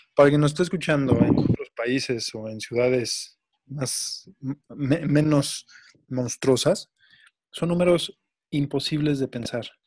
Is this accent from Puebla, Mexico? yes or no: no; Mexico City, Mexico; nosotros, somos chilangos